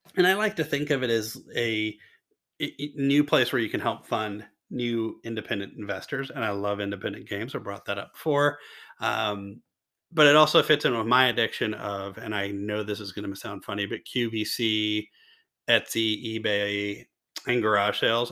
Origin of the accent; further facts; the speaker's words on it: Louisville, Kentucky, United States; the hometown hero Jennifer Lawrence from my hometown as well